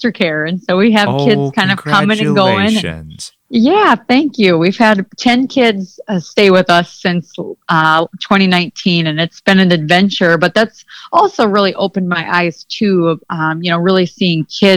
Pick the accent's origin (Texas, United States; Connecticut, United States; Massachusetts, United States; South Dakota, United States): South Dakota, United States; Mitchell; I grew up in Mitchell, South Dakota, and my family raises limousine cattle